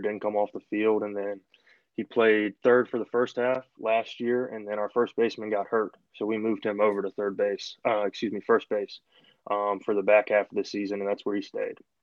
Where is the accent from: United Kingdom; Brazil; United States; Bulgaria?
United States; Richmond, Virginia; moved away as an adult; also born or lived in Wingate, North Carolina; I'm from Richmond originally left to go down to just outside Charlotte.